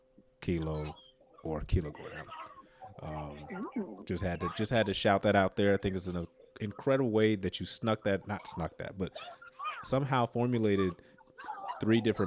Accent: United States; I'm an American.

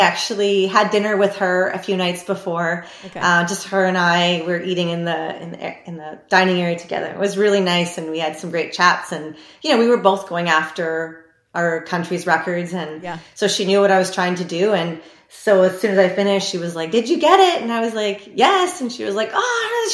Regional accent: Canada; I am Canadian

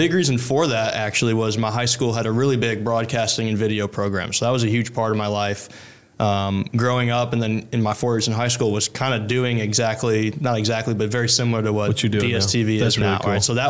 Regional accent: Chicago, Illinois, United States; moved away as an adult; also born or lived in Baton Rouge, Louisiana; now in Denham Springs, United States; born and raised in Chicago and really had no plans ever to leave. Like family's all there.

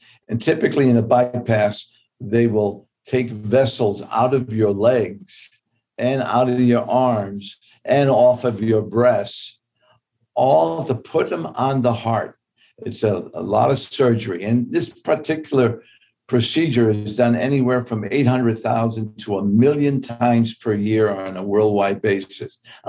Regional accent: New York, United States; I grew up in Tips Bay Boys Club in New York.

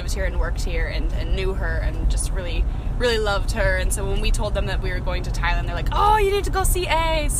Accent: United States; We are from America. Our ancestors are from England.

